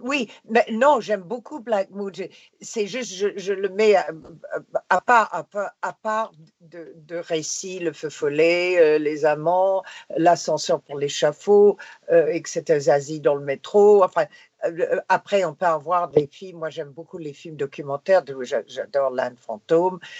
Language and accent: French; Canada; first language English; French is a second language; moved away; j'étais de Canadian content